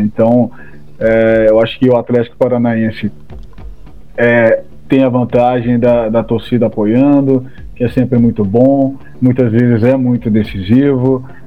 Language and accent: Portuguese; Brazil; como brasileiros